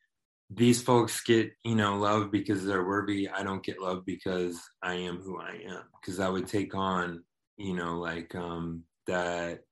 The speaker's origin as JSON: {"language": "English", "town": "Waco", "region": "Texas", "country": "United States", "tie": "born or raised there", "said": "growing up, I grew up in Waco, Texas"}